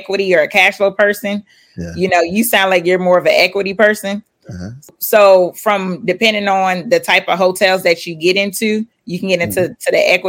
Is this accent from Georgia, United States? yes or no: yes; Atlanta, Georgia, United States; also born or lived in Philadelphia, Pennsylvania; I was born in Philly, but I was raised in Clayton County, Atlanta